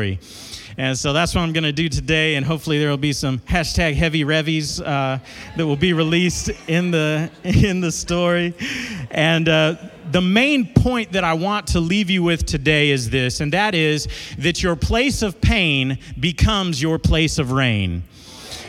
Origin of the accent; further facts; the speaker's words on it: Dallas, Texas, United States; now in Amarillo, United States; I grew up in South Dallas, a neighborhood called South Oak Cliff. And but I moved to Amarillo in 99, been there ever since